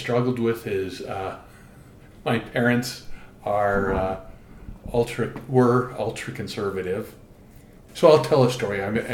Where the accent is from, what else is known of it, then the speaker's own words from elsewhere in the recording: Orem, Utah, United States; growing up in Orem, Utah